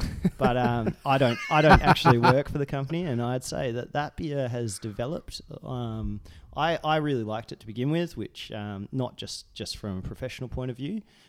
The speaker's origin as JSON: {"language": "English", "country": "United States", "also_born_or_lived": "Margaret River, Western Australia", "moved": "yes", "lives_now": "Australia", "said": "I'm an American."}